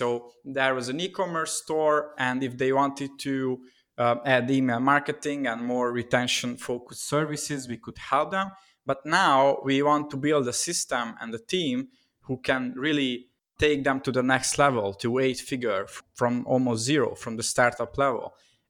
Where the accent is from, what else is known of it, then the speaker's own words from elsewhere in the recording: Budapest, Hungary; English is a second language; So I'm originally from Hungary, Budapest. And during COVID times, I'm here at my home city.